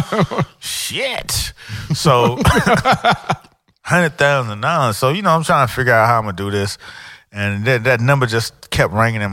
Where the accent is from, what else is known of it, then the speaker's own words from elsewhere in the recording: Miami, Florida, United States; I grew up in Miami.